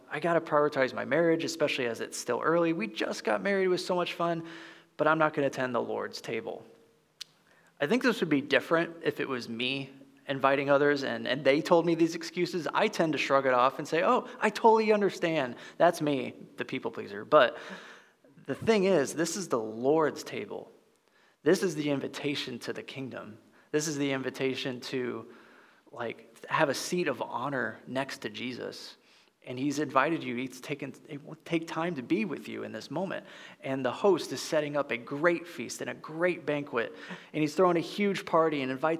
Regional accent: Midwest, United States; my neck of the woods of growing up in the Midwest

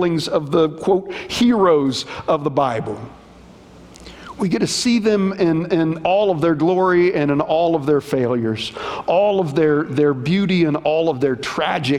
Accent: Appalachia, United States; I'm not French. I'm Appalachian.

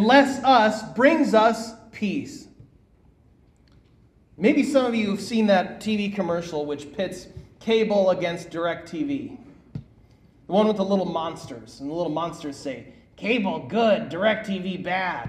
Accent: Minnesota, United States; now in Bullhead City, United States; my hometown of Minnesota

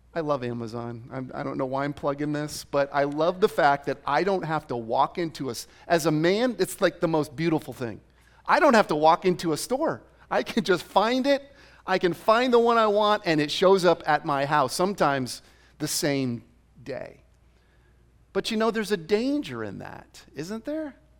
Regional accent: Rhode Island, United States; now in Arizona, United States; I grew up in Rhode Island.

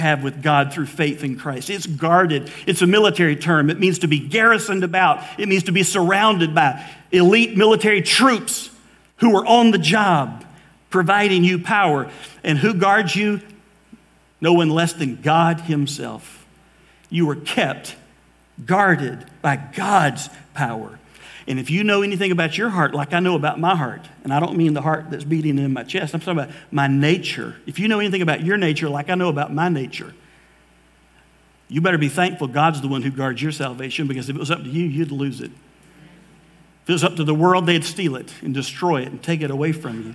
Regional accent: Valdosta, Georgia, United States; also born or lived in Mobile, Alabama; I grew up in Valdosta, Georgia. I was born in Mobile, Alabama, but really Valdosta, Georgia was home

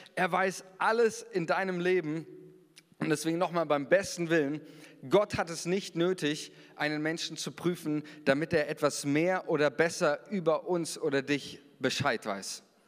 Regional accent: Germany; wir sind Deutsche

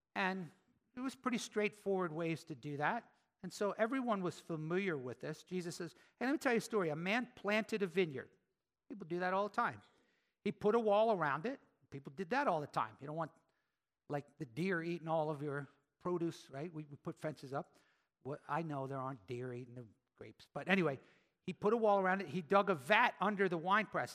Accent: Philadelphia, Pennsylvania, United States; I'm from Philly, right?

